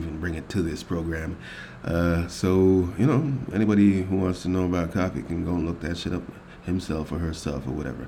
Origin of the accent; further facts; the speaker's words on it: Jamaica; moved away; Being a Jamaican